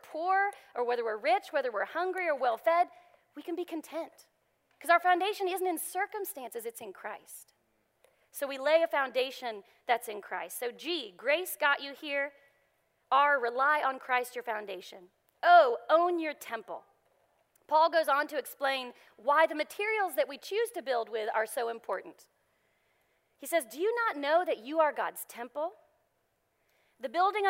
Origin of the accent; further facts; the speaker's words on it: Texas, United States; moved away; I'm from Texas, and you may have heard that a little bit every now and then